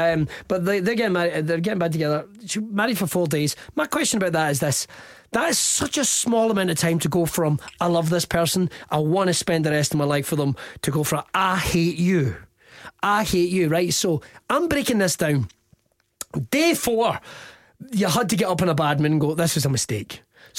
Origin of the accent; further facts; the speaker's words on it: Scotland, United Kingdom; Because, like, I'm born and raised in Ayrshire, but I appreciate that I maybe don't have your average Ayrshire accent.